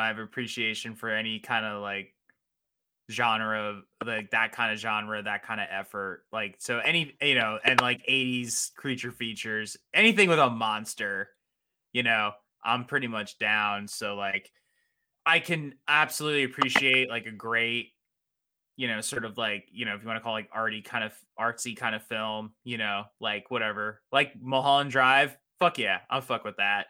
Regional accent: New Jersey, United States; I'm from New Jersey

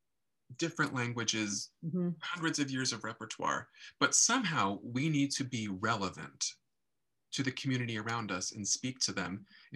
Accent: Des Moines, Iowa, United States; moved away; also born or lived in Texas / New York; I grew up in Des Moines

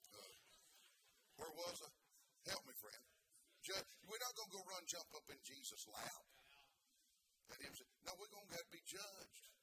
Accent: the South, United States; now in Columbus, United States; I am from the South.

